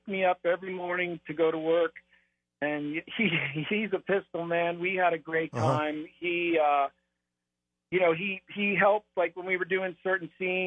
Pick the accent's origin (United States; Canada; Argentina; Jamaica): United States; North Canton, Ohio; moved away as an adult; now in Los Angeles, United States; growing up in Ohio